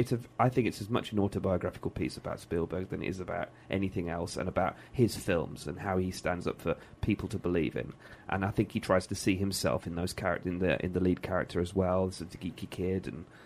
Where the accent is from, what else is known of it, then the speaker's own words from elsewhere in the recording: Birmingham, West Midlands, United Kingdom; being a Brummie, the bit I loved was the continuity scenes around the jewellery quarter